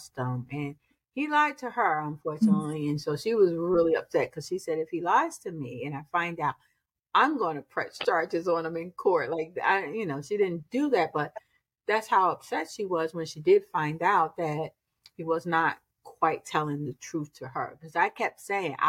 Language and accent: English; Newark, New Jersey, United States; I was born and raised in Newark